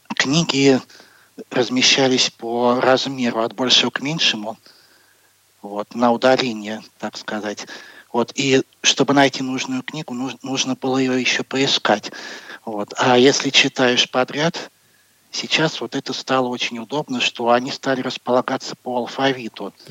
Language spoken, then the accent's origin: Russian; Moscow, Russia; Я из Москвы